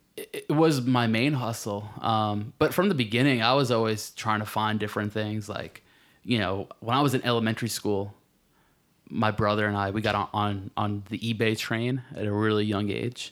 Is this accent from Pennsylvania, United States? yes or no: no; Marlboro, New Jersey, United States; I'm from, uh, central Jersey, a little town called Marlborough.